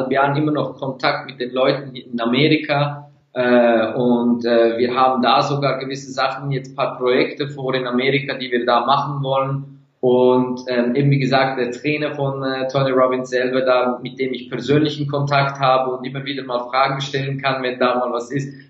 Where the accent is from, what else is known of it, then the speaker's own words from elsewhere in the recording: Turkey; Seitdem bin ich so fast 60, 70 Prozent vegan als Türke und ich liebe Fleisch.